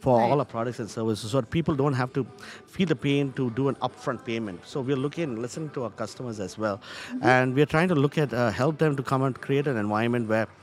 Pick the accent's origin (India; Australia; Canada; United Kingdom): India; now in Charlotte, United States; me as an Indian